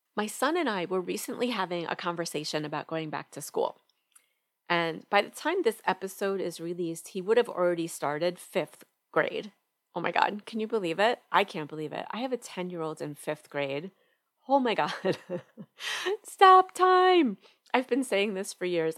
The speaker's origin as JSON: {"language": "English", "region": "New York", "country": "United States", "moved": "yes", "lives_now": "Atlanta, United States", "said": "I'm originally from New York and right now we live right outside Atlanta, Georgia"}